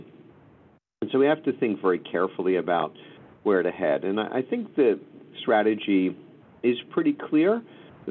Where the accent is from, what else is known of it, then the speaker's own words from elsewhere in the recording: Philadelphia, Pennsylvania, United States; moved away as an adult; also born or lived in Los Angeles; now in New York, United States; I was raised in Philadelphia